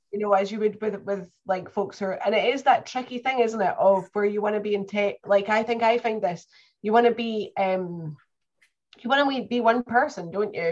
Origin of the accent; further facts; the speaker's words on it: Perth, Scotland, United Kingdom; also born or lived in Northern Ireland; now in Cumbria, United Kingdom; I was born in Perth, Scotland nearly 40 years ago and have lived in Scotland, Northern Ireland, and now in Cumbria in England